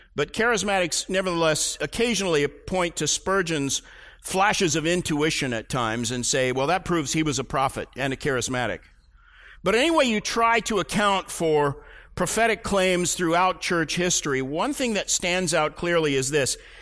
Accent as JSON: {"language": "English", "town": "Tulsa", "region": "Oklahoma", "country": "United States", "tie": "born or raised there", "said": "I grew up in Tulsa, Oklahoma"}